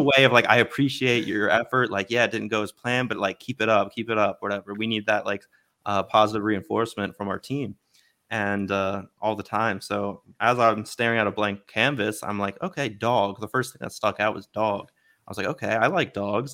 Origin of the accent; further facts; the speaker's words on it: Baltimore, Maryland, United States; I was born in Baltimore and, uh, grew up an Orioles fan